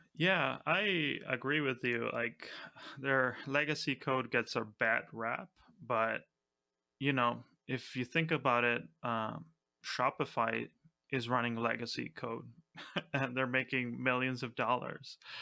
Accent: Argentina; I'm from Argentina

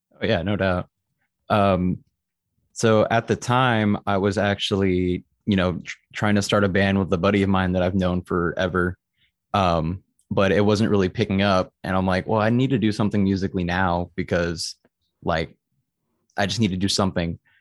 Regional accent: Austin, Texas, United States; also born or lived in San Antonio; I'm originally from San Antonio, but I grew up more in Austin. So I'm basically an Austinite

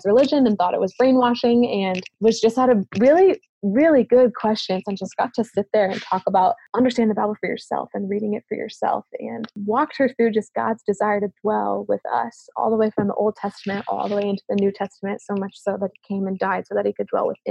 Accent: United States; accent: American; my American accent was very funny to most of the kids in the village

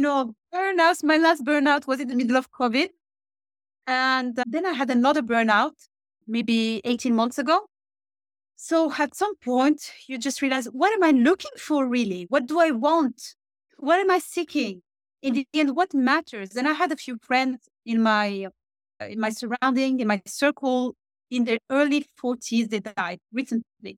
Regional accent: Switzerland; moved away as an adult; also born or lived in Morocco; now in Norway; I'm born in Morocco. I grew up in Switzerland, where I used to work in private banking and wealth management

